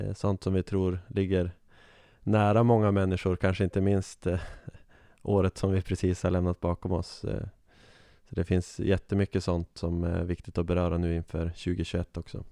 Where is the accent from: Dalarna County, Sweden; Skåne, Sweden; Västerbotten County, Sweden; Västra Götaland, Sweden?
Västerbotten County, Sweden; Umeå; accent: Norrland; moved away as an adult; now in Uppsala, Sweden; jag är ju en eh, norr, norrlänning som ni kanske hör på min dialekt. Född och uppväxt i Umeå